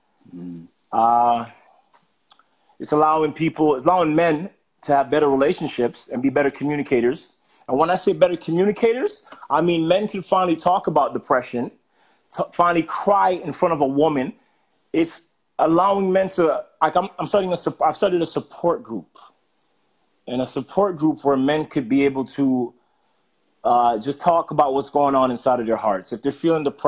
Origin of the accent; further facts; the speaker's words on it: Jamaica; I was born in Jamaica